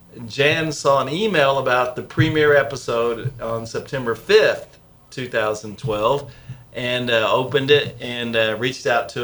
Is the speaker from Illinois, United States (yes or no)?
yes; Benton, Illinois, United States; moved away; There was a Made Right in close to where I grew up in Southern Illinois in Christopher, Illinois. I grew up near Benton, Illinois